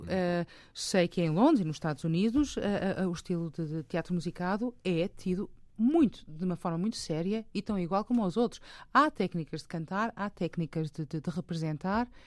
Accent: Portugal; moved away as an adult; also born or lived in England; voltei para Portugal para, para sepultar os meus pais

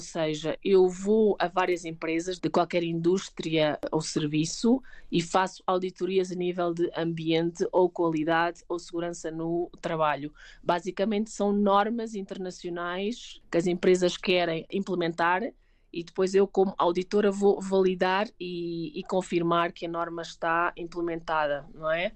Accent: Sintra, Lisbon, Portugal; moved away as an adult; now in Mexico City, Mexico; Eu sou de Sintra

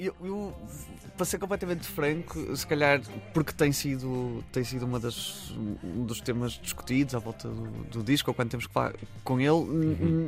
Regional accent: Barcelos, Norte, Portugal; moved away; que é muito a relação que nós temos com Barcelos, na verdade, uhum. uh, que, que era impossível sermos outras pessoas que não, que não as que somos se não, não tivéssemos sido de Barcelos

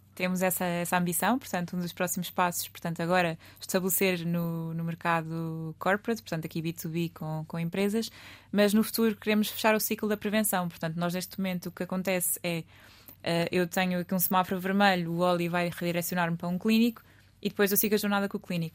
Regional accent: Lisbon, Portugal; Eu sou lisboeta, alfacinha de raiz, portanto nasci aqui.

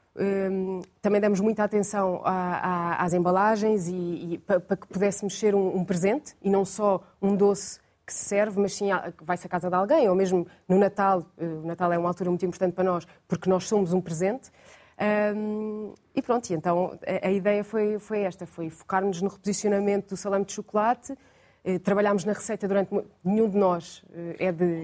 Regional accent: Lisbon, Portugal; sou, de Lisboa

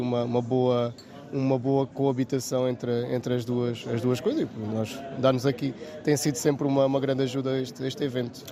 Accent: Vila Alva, Alentejo, Portugal; sou também lá da, da aldeia de, de Vilova, nasci lá e fui lá criado

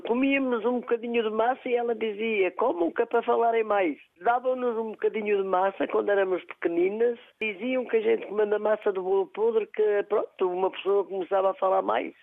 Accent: Castro Daire, Viseu, Portugal; Sou natural de Castrodeira mesmo

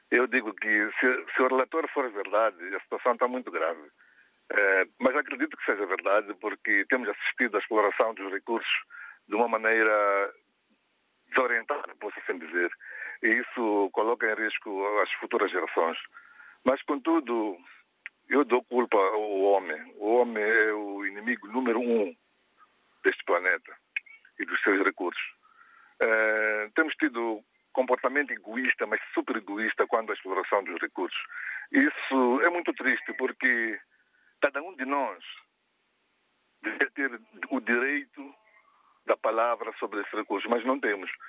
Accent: Catembe, Maputo City, Mozambique; eu sou da Catembe, do interior, aqui a 10 km da capital, onde eu nasci

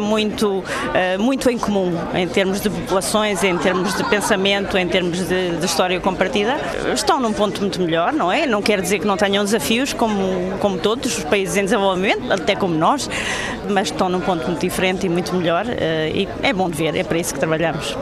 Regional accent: Portugal; sou portuguesa

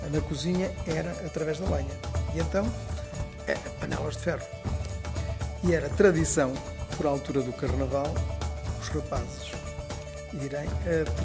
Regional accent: Castro Daire, Viseu, Portugal; now in Lisbon, Portugal

